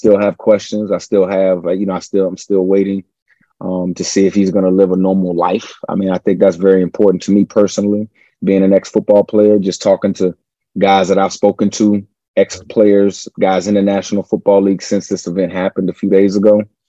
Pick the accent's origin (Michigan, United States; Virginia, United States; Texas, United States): Virginia, United States; Richmond; I'm from Richmond, Virginia, the old capital of the Confederacy.